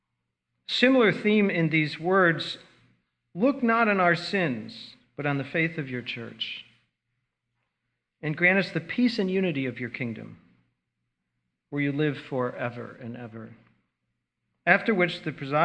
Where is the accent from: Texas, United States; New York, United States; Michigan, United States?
New York, United States; Delmar; I grew up in Albany, New York, Delmar, New York, just south of Albany